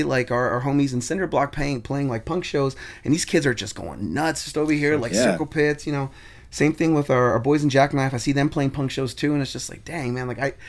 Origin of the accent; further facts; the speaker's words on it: Hawthorne, California, United States; also born or lived in Culver City, California; Like, like I grew up in the Hawthorne Inglewood area, yeah.